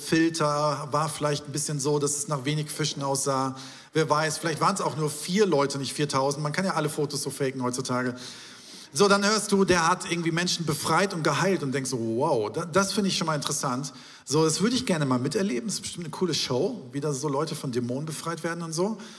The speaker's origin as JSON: {"language": "German", "region": "Hamburg", "country": "Germany", "tie": "born there", "said": "denn ich bin hier geboren in Schnelsen und äh, durfte auch, ich habe leider, bin ich hier nicht aufgewachsen"}